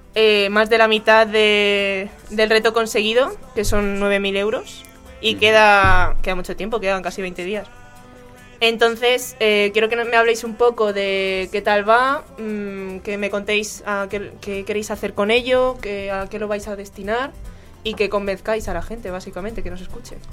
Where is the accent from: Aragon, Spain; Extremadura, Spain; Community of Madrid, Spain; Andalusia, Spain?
Community of Madrid, Spain; Canencia; el Good Folk que se celebra en Canencia, que como algunos saben es mi pueblo.